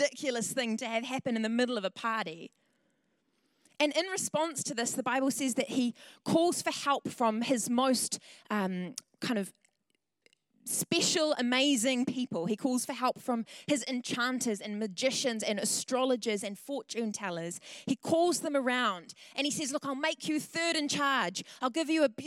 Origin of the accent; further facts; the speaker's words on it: Tauranga, Bay of Plenty, New Zealand; moved away as an adult; also born or lived in Wellington; I'm from Tauranga originally, and I moved down to Wellington in 2013